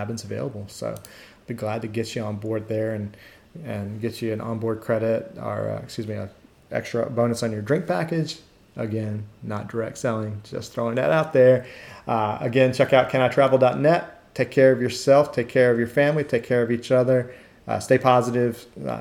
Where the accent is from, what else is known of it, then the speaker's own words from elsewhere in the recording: United States; I'm going from the United States to everywhere.